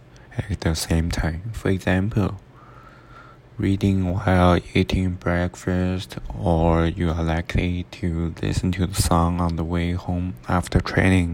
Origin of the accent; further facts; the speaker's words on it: China; moved away as an adult; now in Arizona, United States; I come from China, and I'm studying at Arizona State University